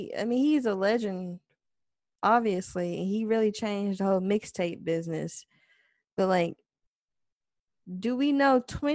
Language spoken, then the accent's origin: English; the South, United States; I'm from the South.